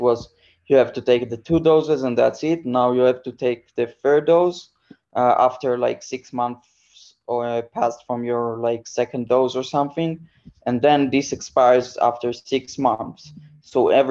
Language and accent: English; Israel; moved away as an adult; I grew up in Israel